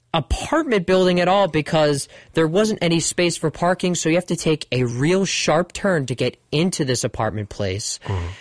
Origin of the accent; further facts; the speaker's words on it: Westfield, New Jersey, United States; there used to be a car wash place I used to go on Rahway Avenue in Westfield, New Jersey.